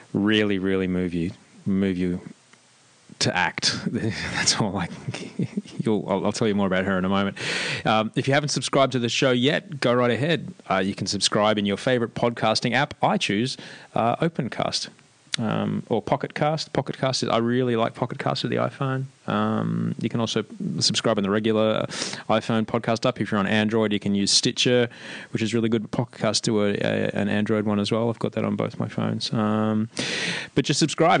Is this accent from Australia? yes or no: yes; Australia; moved away as an adult; now in Amsterdam, Netherlands; growing up in Australia